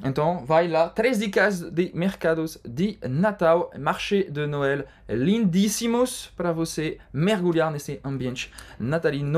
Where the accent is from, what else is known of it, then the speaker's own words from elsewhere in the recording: Lille, Hauts-de-France, France; em Lille também, a minha cidade natal